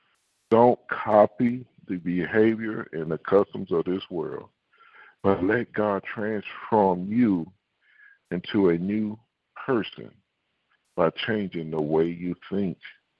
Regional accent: Houston, Texas, United States; It's just like, I'm saying I'm a Houstonian, which I'm from Houston, but I act like someone from Alabama. Now, you ain't from Houston. But I am a Houstonian. I'm Texas born.

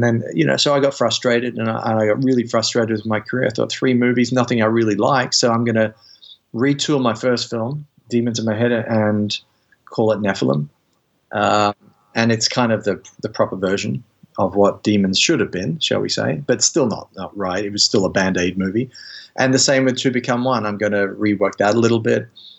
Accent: United Kingdom; I'm British, but you know.

